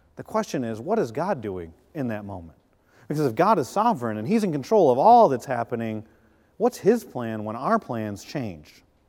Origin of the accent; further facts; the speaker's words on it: Flint, Michigan, United States; moved away; We're from the Midwest. I was born in Flint, Michigan